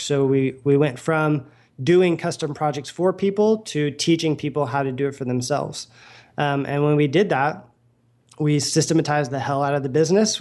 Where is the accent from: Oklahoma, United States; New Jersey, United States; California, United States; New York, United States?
Oklahoma, United States; moved away; I grew up in Oklahoma